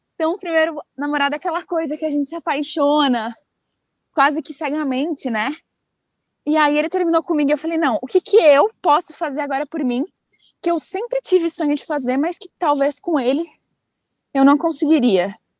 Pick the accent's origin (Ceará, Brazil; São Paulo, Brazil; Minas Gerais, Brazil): São Paulo, Brazil; Amparo; also born or lived in United States; eu sou do interior de São Paulo, uma cidadezinha, de uma cidadezinha chamada Amparo